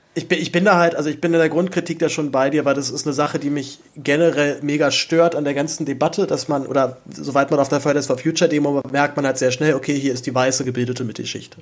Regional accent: Berlin, Germany; dazu bin ich aber auch noch in Zehlendorf aufgewachsen

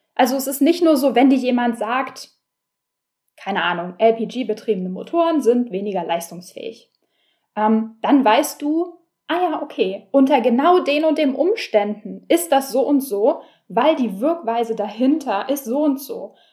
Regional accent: Berlin, Germany; ich bin Berlinerin und äh, wie die meisten Berliner habe ich kein Auto

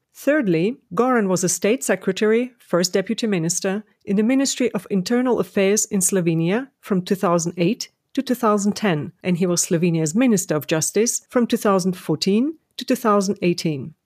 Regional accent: Ukraine; I studied law in Kiev in my home country, Ukraine

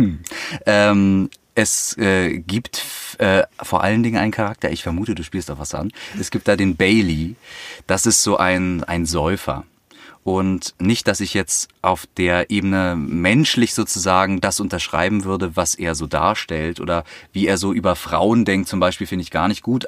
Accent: Berlin, Germany; ich komme aus Berlin

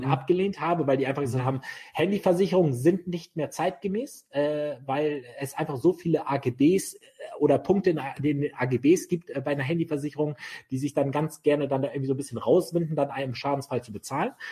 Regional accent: Bremen, Germany; Ich bin, ich bin, ich bin Bremer Bub, also ich bin in, in, im Vorort von Bremen richtig idyllisch Ich war hier aufgewachsen.

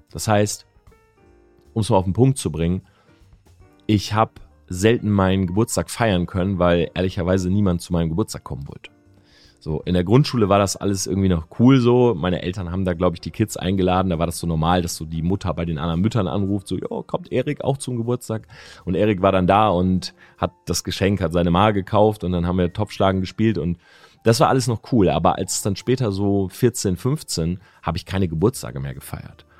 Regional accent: Delmenhorst, Lower Saxony, Germany; moved away as an adult; also born or lived in Oldenburg; now in Munich, Germany; ich wohne ja in München, ich komme aus Delmhorst, ne, das ist äh, sieben, acht Stunden Autofahrt.

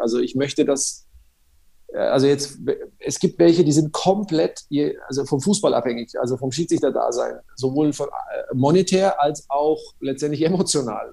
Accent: Nuremberg, Bavaria, Germany; accent: Franconian; ich bin ja in Nürnberg äh, quasi in der Haller-Wiese-Klinik geboren

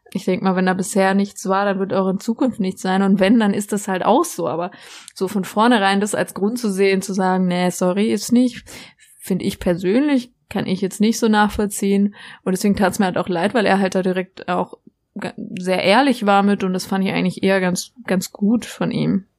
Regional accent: near Freiburg, Baden-Württemberg, Germany; ich komme ja aus der Nähe, für die es nicht wissen, aus der Nähe von von Freiburg, da die Ecke, wo der Europapark ist

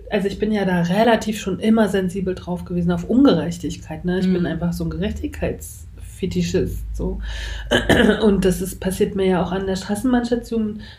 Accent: East Germany, Germany; Ich bin ja noch in der DDR auch zur Schule gegangen

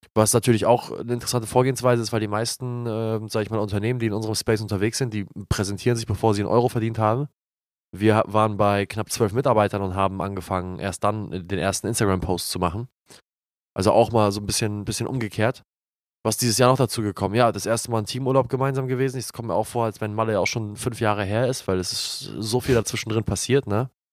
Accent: Glinde, Schleswig-Holstein, Germany; meiner Heimatstadt Glinde

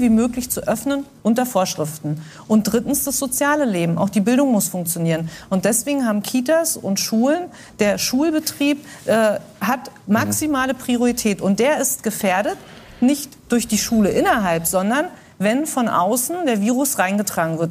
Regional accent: GDR, East Germany, Germany; Ich bin in der DDR groß geworden

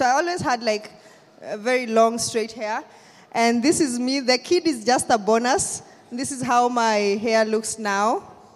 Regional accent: Kenya; I'm from Kenya

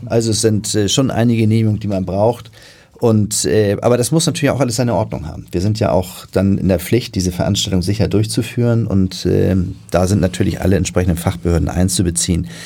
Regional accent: Hamburg, Germany; bin ich natürlich in Hamburg geboren

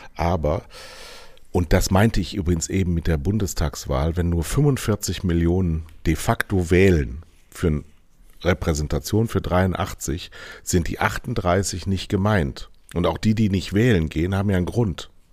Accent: Rhineland, Germany; also born or lived in Southern Germany; now in Northern Germany; Das ist meine Herkunft

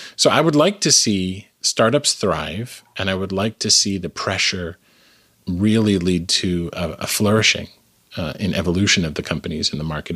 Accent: Canada; now in United States; I am originally Canadian. Um, I live in the United States now

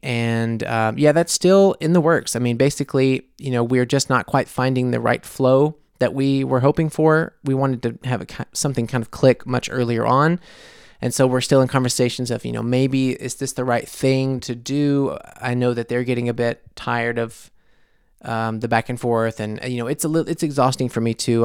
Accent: United States; moved away as an adult; now in Munich, Germany; I am obviously American living in Munich

